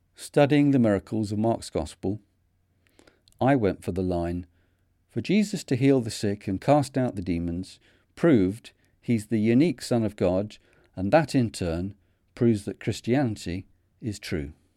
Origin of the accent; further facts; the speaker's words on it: Manchester, North West England, United Kingdom; accent: Manchester; my Manchester accent